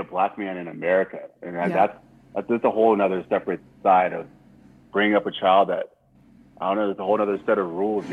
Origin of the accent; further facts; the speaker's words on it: Richmond, Virginia, United States; also born or lived in Plainfield, New Jersey / Liberia; growing up in Richmond.